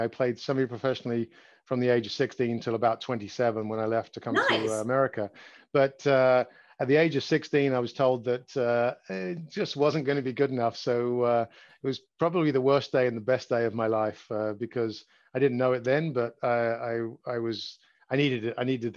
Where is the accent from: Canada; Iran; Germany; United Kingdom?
United Kingdom; London; moved away as an adult; now in United States; I grew up in London, England. I was born just outside of England, just outside of London.